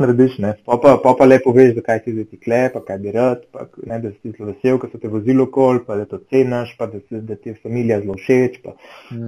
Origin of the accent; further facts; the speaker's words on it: Slovenia; smo bili iz Slovenije